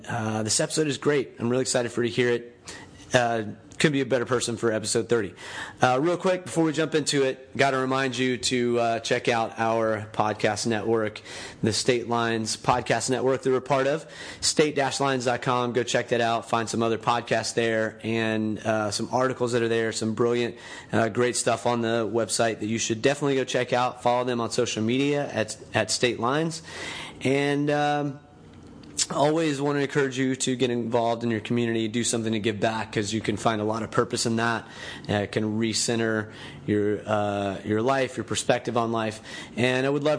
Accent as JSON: {"language": "English", "town": "Panama City", "region": "Florida", "country": "United States", "tie": "born or raised there", "said": "Erin and I grew up together in Panama City, Florida"}